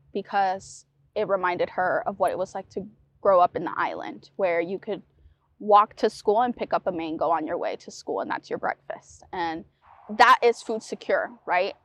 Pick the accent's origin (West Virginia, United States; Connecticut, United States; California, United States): Connecticut, United States; New London; also born or lived in Puerto Rico; growing up in New London, immigrating, migrating, immigrating from Puerto Rico